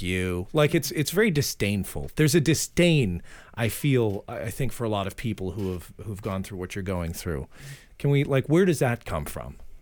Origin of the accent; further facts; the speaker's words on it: Framingham, Massachusetts, United States; moved away; I'm from Framingham, Massachusetts.